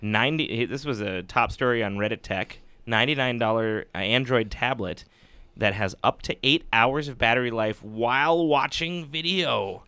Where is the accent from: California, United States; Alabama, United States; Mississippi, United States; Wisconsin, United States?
Wisconsin, United States; Superior; now in Madison, United States; my parents would oftentimes drive me all the way down from my hometown, which is superior